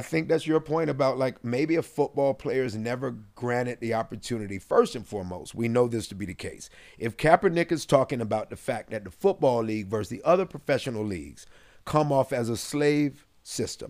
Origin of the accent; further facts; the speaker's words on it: Decatur, Georgia, United States; I'm from Little Decatur.